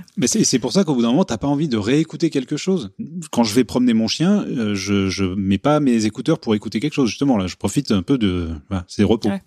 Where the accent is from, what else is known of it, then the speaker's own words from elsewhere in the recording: Paris, Île-de-France, France; je suis parisien